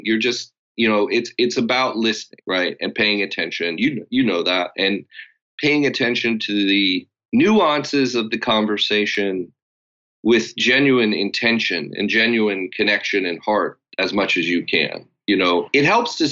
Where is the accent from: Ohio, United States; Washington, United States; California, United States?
California, United States; Los Angeles; I grew up in Los Angeles